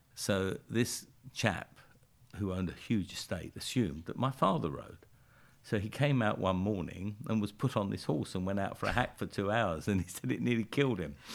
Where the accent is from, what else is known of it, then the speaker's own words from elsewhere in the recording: London, United Kingdom; I was born and brought up in a, uh, a suburb of London called Brixton